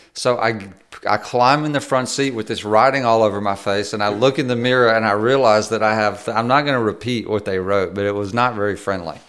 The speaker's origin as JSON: {"language": "English", "region": "Mississippi", "country": "United States", "said": "we're both from Mississippi."}